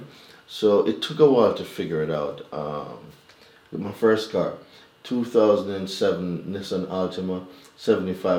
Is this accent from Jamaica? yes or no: yes; Jamaica; moved away as an adult; now in United States; I'm not originally from America. I'm Jamaican.